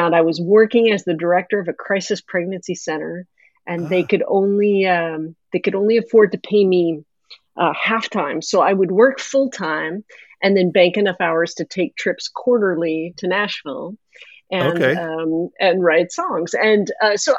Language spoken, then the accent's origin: English; Canada; I am a Canadian, grew up, I'm talking to you from just outside of Vancouver, Canada.